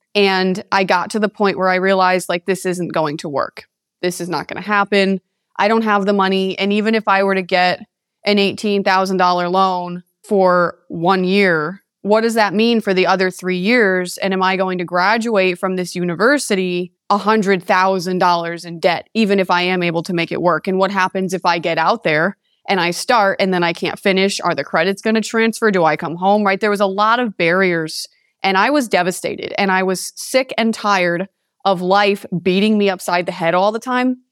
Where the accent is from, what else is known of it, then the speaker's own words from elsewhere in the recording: East Haven, Connecticut, United States; moved away as an adult; now in Las Vegas, United States; I was born and raised in East Haven, Connecticut for 18 years.